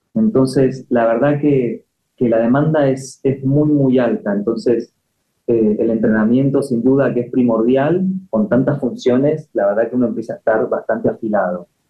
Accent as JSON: {"language": "Spanish", "town": "Pilar", "region": "Buenos Aires Province", "country": "Argentina", "tie": "born or raised there", "moved": "as an adult", "lives_now": "Madrid, Spain", "said": "Yo nací acá, nací en Buenos Aires, eh, viví toda mi vida en Pilar"}